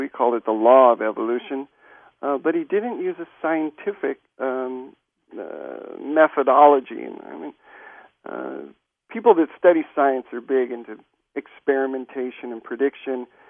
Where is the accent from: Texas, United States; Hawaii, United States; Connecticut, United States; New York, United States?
Hawaii, United States; I grew up in Hawaii